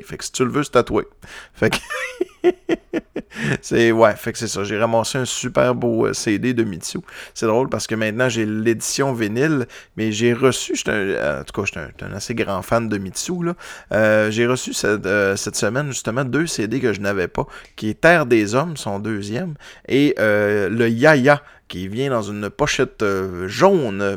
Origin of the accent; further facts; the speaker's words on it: Quebec, Canada; je viens du Lac-Saint-Jean